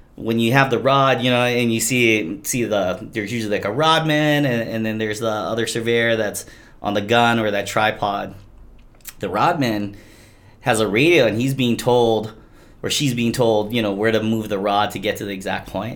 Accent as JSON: {"language": "English", "town": "Hilo", "region": "Hawaii", "country": "United States", "said": "I'm from Hilo, and I say our water in Hilo is a lot tastier than Kona"}